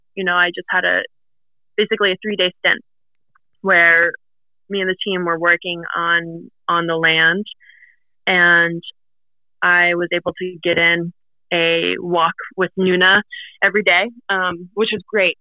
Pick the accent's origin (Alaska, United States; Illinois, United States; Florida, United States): Alaska, United States; Fairbanks; also born or lived in Anvik, Alaska / South Naknek, Alaska; growing up in Fairbanks